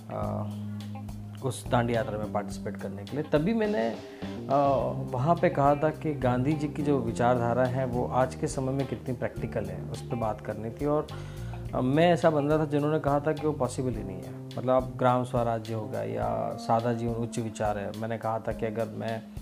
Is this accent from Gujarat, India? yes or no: yes; Dahod, Gujarat, India; मैं जिस शहर से आता हूँ दाहोद